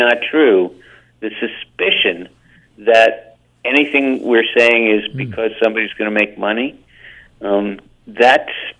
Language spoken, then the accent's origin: English; New Jersey, United States; I'm old enough to remember getting it on the streets of the municipal building in the little town in which I grew up in New Jersey.